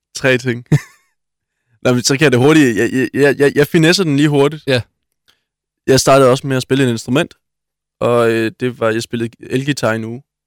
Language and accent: Danish; Svendborg, Southern Denmark, Denmark; moved away as an adult; also born or lived in Thurø; now in Odense, Denmark; født på Svendborg Hospital